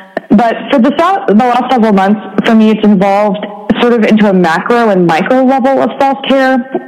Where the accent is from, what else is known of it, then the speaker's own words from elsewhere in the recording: Oregon, United States; moved away as an adult; now in San Diego, United States; For many years, I had wanted to move away from my home state of Oregon